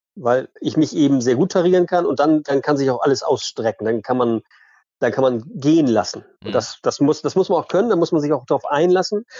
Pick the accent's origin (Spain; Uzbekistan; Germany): Germany; Flensburg, Schleswig-Holstein; now in Eckernförde, Germany; ich bin groß geworden in Ostseebad in Flensburg